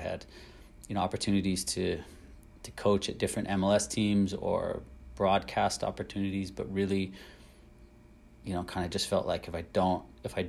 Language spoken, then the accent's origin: English; United States; moved away as an adult; as an American growing up wanting to be a footballer